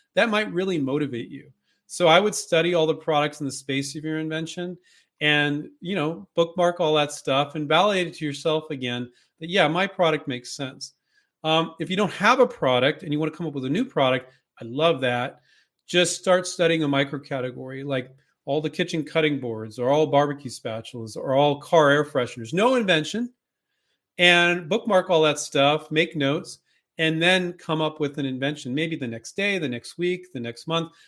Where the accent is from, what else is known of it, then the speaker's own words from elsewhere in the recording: California, United States; I grew up in California